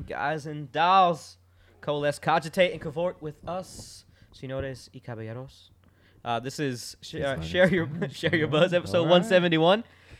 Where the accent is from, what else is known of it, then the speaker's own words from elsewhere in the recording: Florida, United States; also born or lived in New York; I grew up in Florida, but I was born in New York.